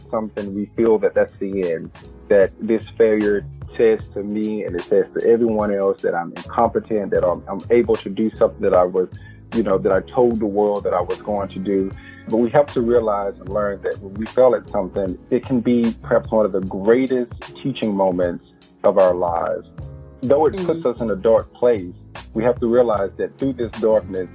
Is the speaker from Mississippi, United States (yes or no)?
yes; Progress, Mississippi, United States; moved away as an adult; now in Chapel Hill, United States; I come from Mississippi, and because I come from a rural background